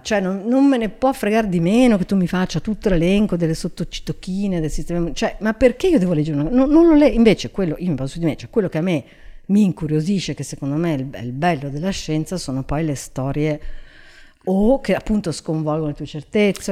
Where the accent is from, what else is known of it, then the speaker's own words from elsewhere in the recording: Genoa, Liguria, Italy; now in Milan, Italy; io sono di Genova che è una città vecchia